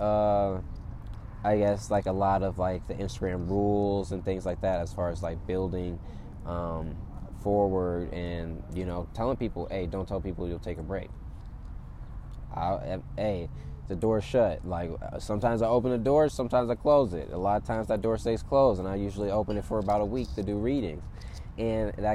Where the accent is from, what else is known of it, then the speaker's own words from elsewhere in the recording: Atlanta, Georgia, United States; moved away as an adult; also born or lived in California; now in Los Angeles, United States; I'm from Atlanta, Georgia